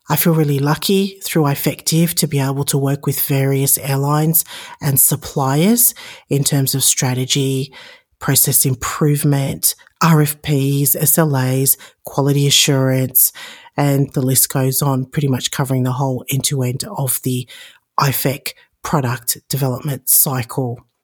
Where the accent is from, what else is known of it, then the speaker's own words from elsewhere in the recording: Sydney, New South Wales, Australia; moved away as an adult; also born or lived in Chicago, United States; now in Las Vegas, United States; Born and raised in Sydney, Australia, now living in Las Vegas, Nevada, and, uh, immigrated to the United States about fourteen years ago.